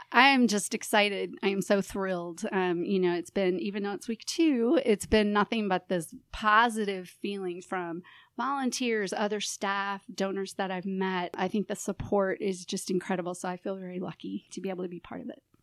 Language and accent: English; St. Louis, Missouri, United States; also born or lived in Phoenix, Arizona / San Francisco, California; I'm originally from Saint Louis, grew up here, and after college, um, moved away and was in the Southwest and in California